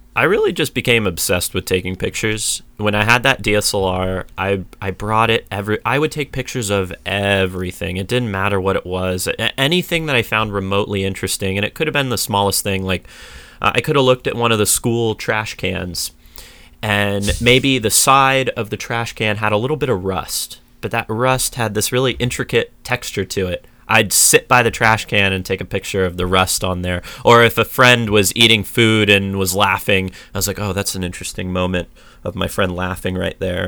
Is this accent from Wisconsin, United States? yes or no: no; San Diego, California, United States; I grew up in a suburb in San Diego